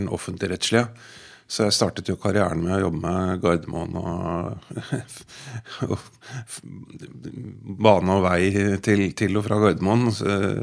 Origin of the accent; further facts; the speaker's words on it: Bærum, Akershus, Norway; født og oppvokst i Bærum av foreldre som kommer fra Vestlandet.